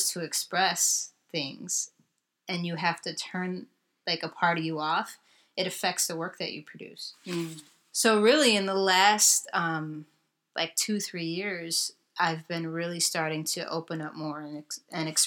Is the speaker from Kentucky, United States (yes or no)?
no; Chicago, Illinois, United States; also born or lived in Brooklyn; growing up in Chicago, it's a really segregated city. And while I'm multiracial and I grew up in a city that, yes, does have diversity